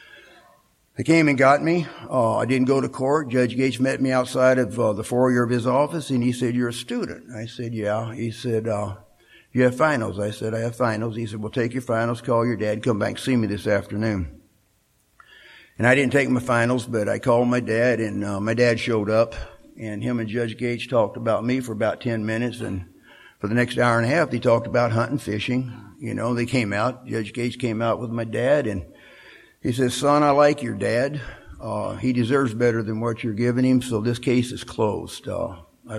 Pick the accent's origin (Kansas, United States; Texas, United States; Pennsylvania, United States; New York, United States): Texas, United States; Katy; now in Seattle, United States; I grew up in Katy, and I was going to college in Huntsville